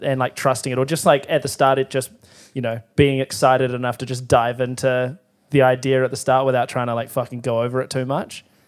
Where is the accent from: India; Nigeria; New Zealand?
New Zealand; Timaru, Canterbury; moved away; I was from Timaru